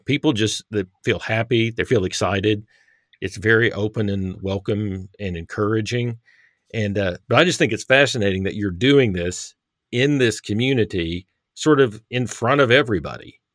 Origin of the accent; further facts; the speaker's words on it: Texas, United States; now in Harrison, United States; I grew up in Texas, um, live in Arkansas